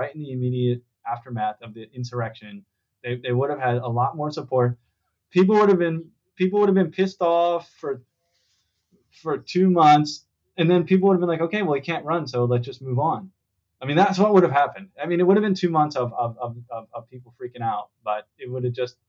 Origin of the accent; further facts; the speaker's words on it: East Coast, United States; moved away; I grew up in the East Coast